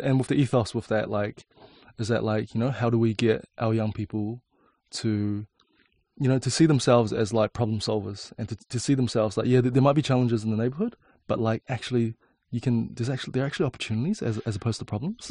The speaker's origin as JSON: {"language": "English", "region": "Auckland", "country": "New Zealand", "tie": "born or raised there", "also_born_or_lived": "China"}